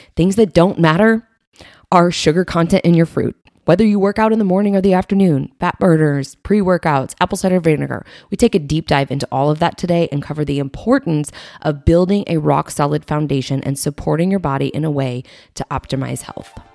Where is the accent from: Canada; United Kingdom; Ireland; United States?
United States; Springfield, Illinois; I grew up in Springfield, Illinois